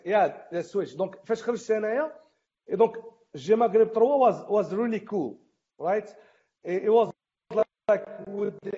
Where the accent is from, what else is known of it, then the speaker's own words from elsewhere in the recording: Morocco; حنا مغاربه